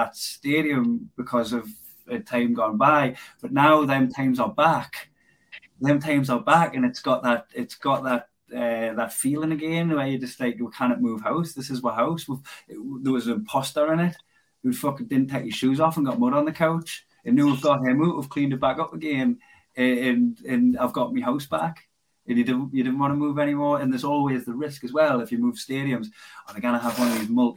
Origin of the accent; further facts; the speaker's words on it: Blyth, North East England, United Kingdom; accent: Geordie; My accent, I can slip back into being from Blythe.